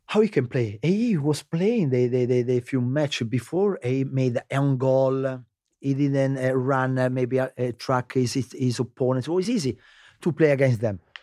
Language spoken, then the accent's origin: English; Lazio, Italy; English is a second language; moved away as an adult; also born or lived in England; Lazio, I was born in Lazio